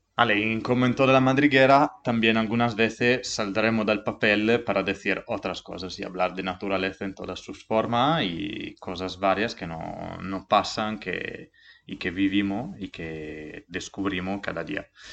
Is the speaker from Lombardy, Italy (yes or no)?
no; Montereale Valcellina, Friuli-Venezia Giulia, Italy; Spanish is a second language; moved away; Soy de Italia, Vengo de Monterrey Valcellina, un pequeño pueblo cerca de Dolomites, en Friuli Venecia, Giulia.